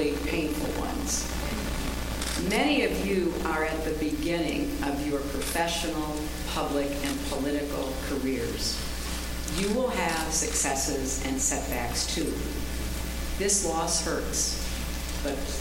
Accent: United States; I am an American

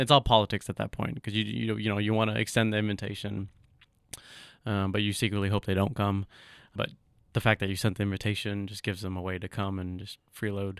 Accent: Somerset, Kentucky, United States; moved away as an adult; also born or lived in Bowling Green, Kentucky; now in Lexington, United States; My earliest memories of childhood is in Somerset in Pulaski County. Grew up there, attended elementary, middle, high school

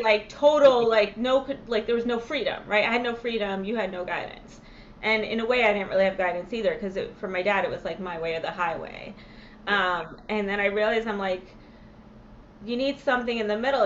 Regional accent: New York, United States; when I lived when I growing up in New York

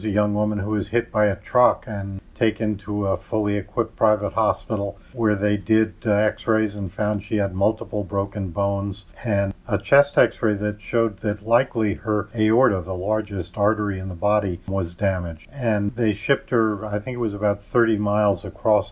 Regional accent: New York, United States; I grew up in New York

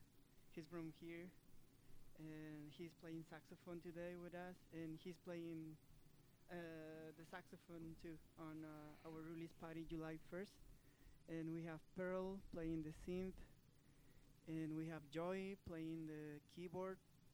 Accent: Peru; now in Utah, United States; and me, I'm from Peru.

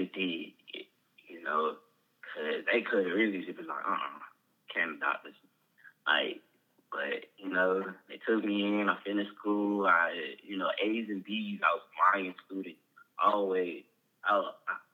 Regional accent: Rockdale, Georgia, United States; also born or lived in Fulton County, Georgia; I was growing up around Rockdale Summer High School

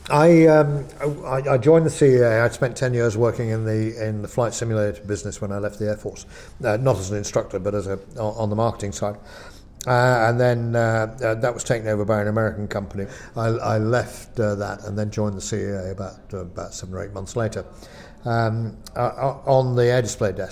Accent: Lancashire, North West England, United Kingdom; moved away as an adult; I come from Lancashire

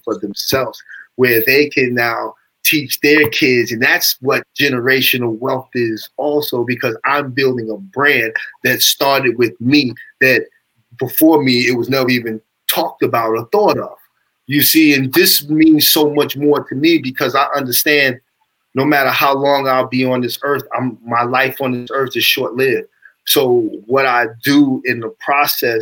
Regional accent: Amityville, New York, United States; I'm from Amityville, Long Island.

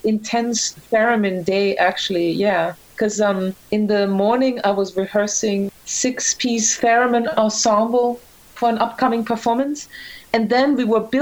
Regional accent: Graz, Styria, Austria; moved away as an adult; also born or lived in Vienna, Austria; now in New York, United States; I'm from Austria. I was born in Graz, and I studied musicology in Vienna

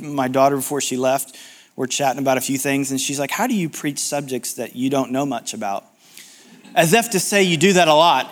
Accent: United States; being American

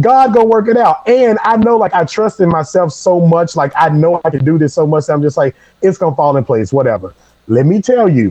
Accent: Memphis, Tennessee, United States; moved away; I grew up in Memphis, Tennessee

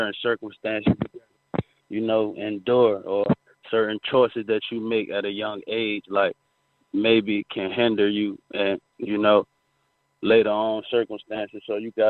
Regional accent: Virginia Beach, Virginia, United States; grew up in Virginia Beach, Virginia, you know, in the inner city

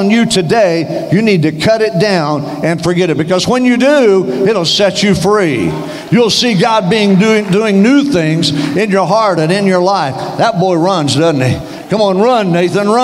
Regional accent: Western Oklahoma, United States; also born or lived in Denver, Colorado; now in Tallahassee, United States; I grew up in Western Oklahoma, so far out in the sticks, they had to pipe in the daylight

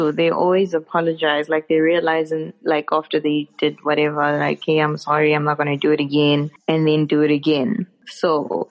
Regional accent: South Africa; moved away as an adult; now in South Korea; I am a South African woman.

